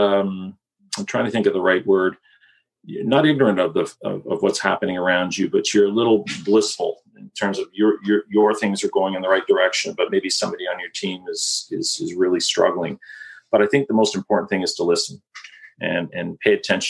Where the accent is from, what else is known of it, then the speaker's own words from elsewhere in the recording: Kitchener-Waterloo, Ontario, Canada; I was born and raised in Kitchener-Waterloo